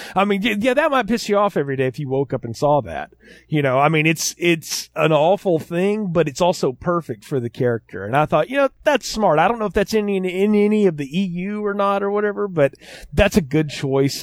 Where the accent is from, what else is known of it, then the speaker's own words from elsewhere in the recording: the South, United States; I'm from the South